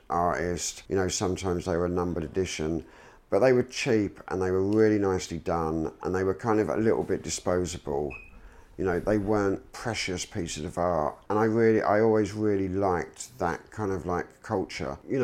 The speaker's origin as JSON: {"language": "English", "region": "London", "country": "United Kingdom", "tie": "born or raised there", "said": "growing up in London, it was like, you know, when we got a little bit older, we were going out to like all the nightclubs in London."}